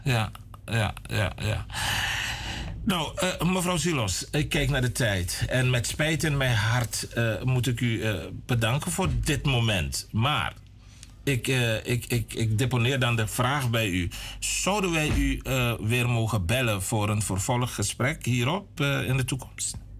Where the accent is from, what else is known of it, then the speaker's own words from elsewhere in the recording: Suriname; willen we eigenlijk zijn als Surinamers